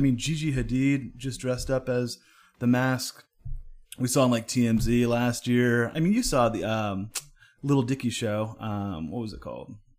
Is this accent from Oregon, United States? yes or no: no; Oakland, California, United States; moved away; originally born and raised in Oakland